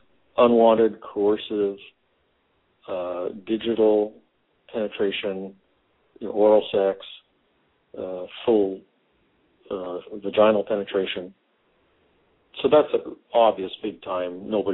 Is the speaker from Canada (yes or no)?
yes; Canada; moved away as an adult; now in United States; I was born in Canada, grew up in Canada, went to medical school, did my psychiatry training in Canada, and moved down to Texas in 1991.